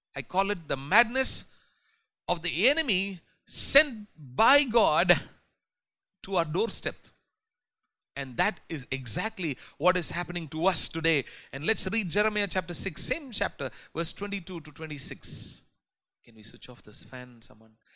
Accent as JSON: {"language": "English", "country": "India", "said": "as Indian Christians"}